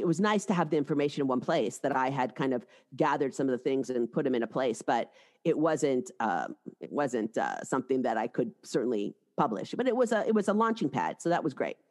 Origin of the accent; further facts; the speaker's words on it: Seattle, Washington, United States; moved away as an adult; also born or lived in New York City; I'm from Seattle, and I had, I went east for undergraduate school and then law school, both in New York City